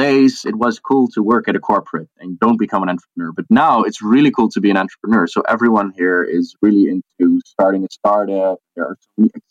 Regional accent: the middle of the Netherlands, central Netherlands, Netherlands; Grew up in the middle of the Netherlands

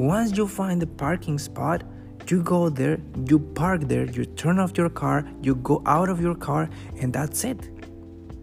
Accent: Mexico; now in Canada; I'm from Mexico, but I live in Canada.

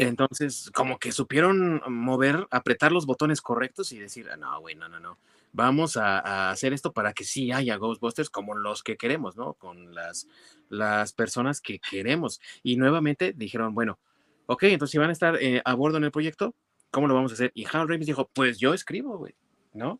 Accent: Mexico; con nosotros como mexicanos

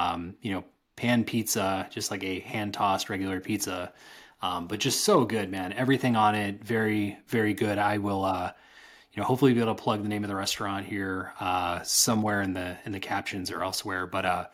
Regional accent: around Chicago, Illinois, United States; moved away; my hometown around Chicago

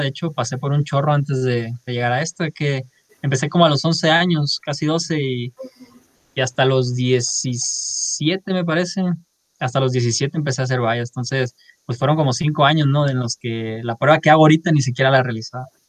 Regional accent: Culiacán, Sinaloa, Mexico; moved away as an adult; now in Monterrey, Mexico; soy de Culiacán, Sinaloa, este, ahí nací, ahí crecí, ahí viví 18 años

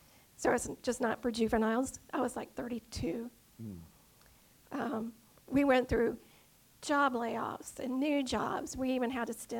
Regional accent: Dunwoody, Georgia, United States; also born or lived in Atlanta; I was born in Atlanta and was raised in Dunwoody, so I'm very local.

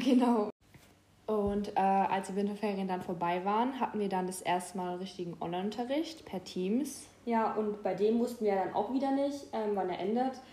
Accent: Mannheim, Baden-Württemberg, Germany; wir kommen beide aus Mannheim.

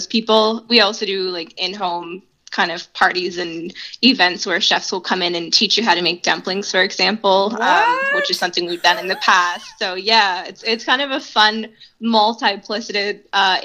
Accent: Halifax, Nova Scotia, Canada; moved away as an adult; now in Saint John, Canada; coming from outside of St. John, growing up in Halifax, and moving here in 2016

